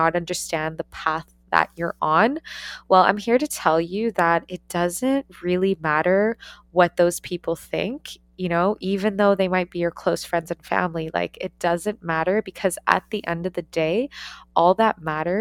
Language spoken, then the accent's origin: English; Ontario, Canada; moved away as an adult; also born or lived in Australia; I took the leap to leave my hometown, to leave Canada, and to move across the world to go to Australia and to study